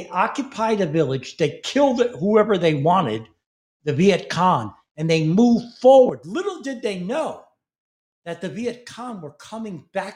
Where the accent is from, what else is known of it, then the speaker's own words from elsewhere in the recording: New York, United States; moved away; also born or lived in Connecticut; I partially grew up in Harlem, right? Yes. New York